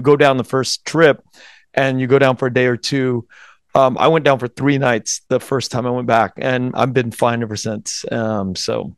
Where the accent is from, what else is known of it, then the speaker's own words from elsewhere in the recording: United States; I was born in November nineteen seventy-five. Um, born in the U S